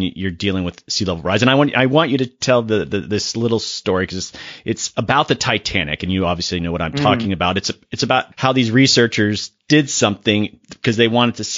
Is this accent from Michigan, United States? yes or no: no; Florida, United States; I'm from Florida originally